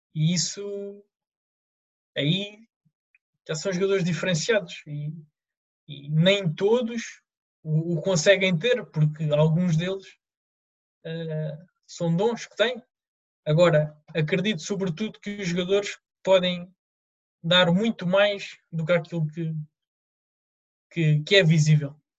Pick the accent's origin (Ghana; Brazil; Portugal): Portugal; Lisbon; sempre no clube da, da, minha, da minha terra, no Rodense